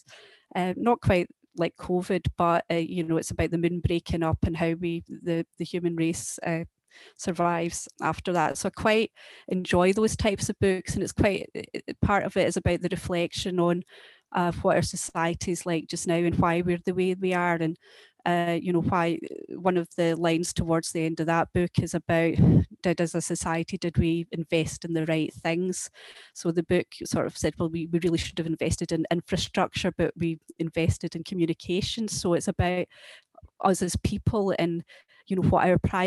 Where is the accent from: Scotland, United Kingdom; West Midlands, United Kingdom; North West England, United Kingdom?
Scotland, United Kingdom; Lanark; I was brought up in Lanark